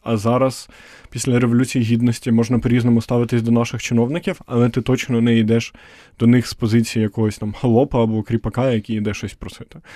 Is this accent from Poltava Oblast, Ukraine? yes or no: yes; Poltava, Poltava Oblast, Ukraine; я сам з Полтави, це типу відносно такий центр схід